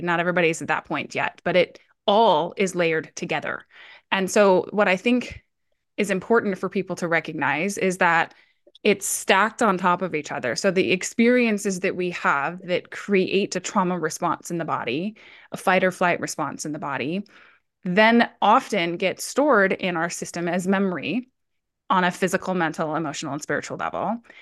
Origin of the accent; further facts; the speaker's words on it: Hawaii, United States; also born or lived in Colorado; now in Oregon, United States; originally I'm actually born and raised in Hawaii. Uh, I lived in Colorado for fifteen years, and I'm now based out of Oregon.